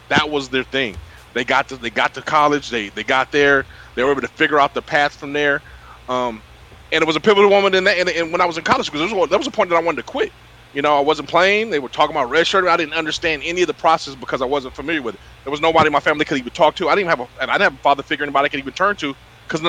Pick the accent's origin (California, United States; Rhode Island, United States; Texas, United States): California, United States; Sacramento; also born or lived in Citrus Heights, California; I was raised in Sacramento, California.